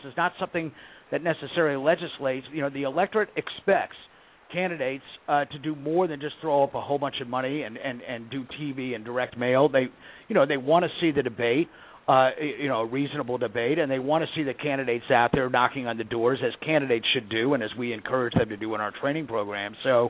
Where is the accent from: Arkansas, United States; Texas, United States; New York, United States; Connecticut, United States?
Connecticut, United States; my home state of Connecticut